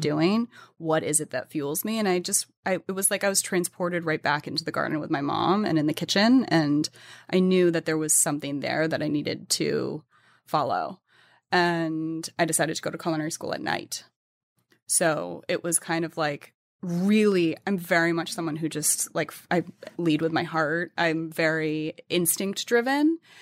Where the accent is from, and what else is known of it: New England, United States; born or raised there